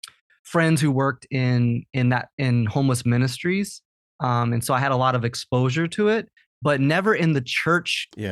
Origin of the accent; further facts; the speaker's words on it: Champaign-Urbana, Illinois, United States; So Champaign-Urbana, I grew up in Champaign-Urbana, which is a campus town. It's probably 100,000 people